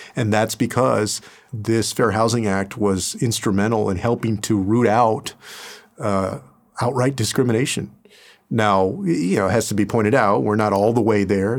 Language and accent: English; San Antonio, Texas, United States; moved away as an adult; I went away from my hometown of San Antonio